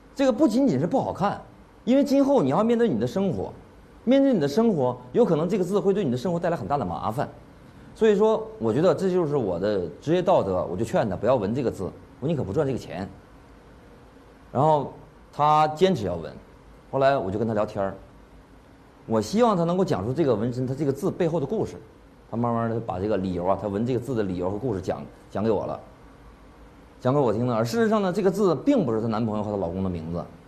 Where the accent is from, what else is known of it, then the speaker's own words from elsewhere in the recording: China; 我是中国人